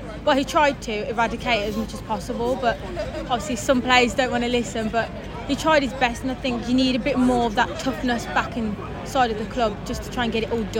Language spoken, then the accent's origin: English; Dudley, West Midlands, United Kingdom; No, it's about a 10-minute train journey from near Dudley, as you can tell, because my accent.